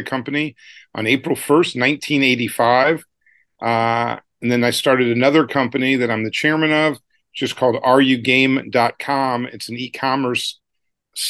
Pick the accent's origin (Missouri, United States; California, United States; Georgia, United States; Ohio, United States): Missouri, United States; St. Louis; I grew up in St. Louis, Missouri, and he came to an assembly at my high school when I was in 10th grade